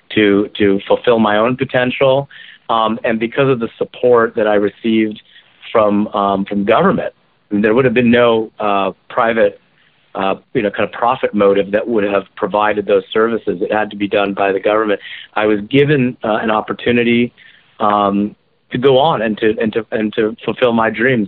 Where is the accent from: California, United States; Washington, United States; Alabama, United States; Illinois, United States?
Washington, United States; Kirkland; also born or lived in Maryland; Kirkland, my hometown